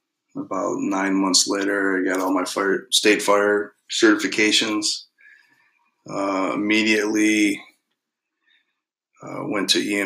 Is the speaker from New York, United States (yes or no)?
no; Warren, Michigan, United States; also born or lived in Troy, Michigan / Tecumseh, Michigan; We moved back to Metro Detroit. Grew up in Warren, basically. Warren is home base, okay. Basically.